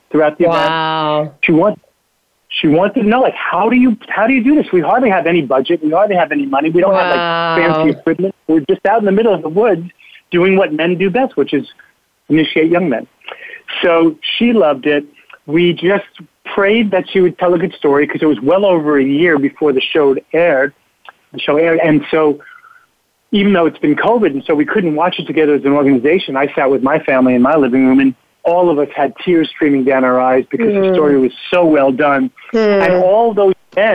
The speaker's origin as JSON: {"language": "English", "town": "New York City", "region": "New York", "country": "United States", "tie": "born or raised there", "said": "I grew up in New York City in the 50s, and everybody was a mentor"}